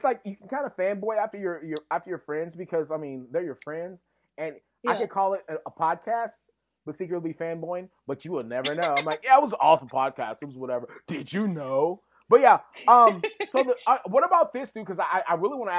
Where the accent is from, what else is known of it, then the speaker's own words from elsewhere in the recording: West Texas, United States; I grew up in West Texas